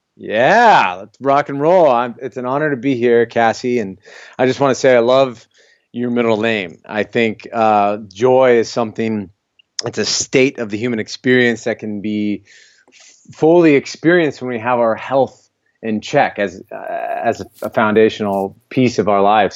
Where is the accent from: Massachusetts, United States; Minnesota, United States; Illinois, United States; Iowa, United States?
Iowa, United States; also born or lived in California / Miami; born and raised in Iowa. I'm here presently